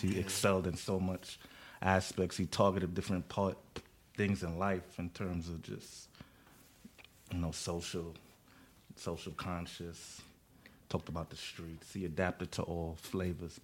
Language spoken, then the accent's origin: English; New York City, New York, United States; Growing up in Flatbush